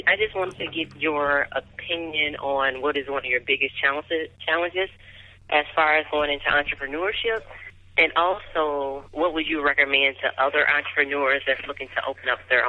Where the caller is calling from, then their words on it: Waukesha, Wisconsin, United States; I'm calling from Waukesha.